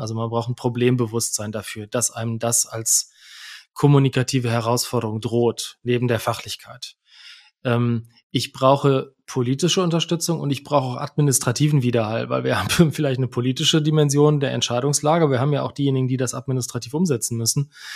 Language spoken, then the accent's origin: German; Germany; als Deutsche